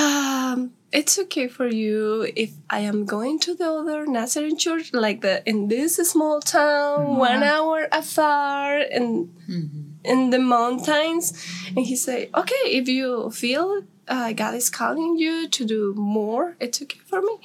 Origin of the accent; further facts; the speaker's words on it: north, Guatemala; English is a second language; I am from Guatemala. I am from the north